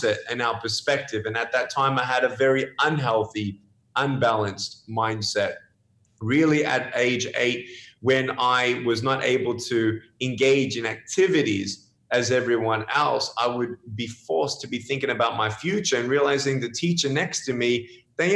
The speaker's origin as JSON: {"language": "English", "town": "Melbourne", "region": "Victoria", "country": "Australia", "tie": "born or raised there", "also_born_or_lived": "Dallas", "moved": "yes", "lives_now": "California, United States", "said": "I was born in Melbourne, Australia"}